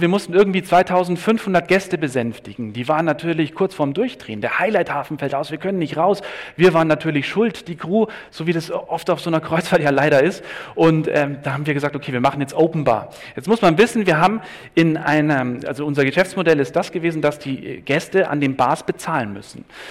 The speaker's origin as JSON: {"language": "German", "region": "Bavaria", "country": "Germany", "said": "ich bin Bayer"}